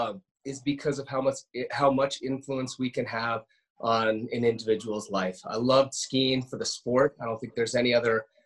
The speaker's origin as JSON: {"language": "English", "town": "Steamboat Springs", "region": "Colorado", "country": "United States", "tie": "born or raised there", "said": "I was born and raised there to begin with, and my entire adolescence, growing up on Howlison Hill"}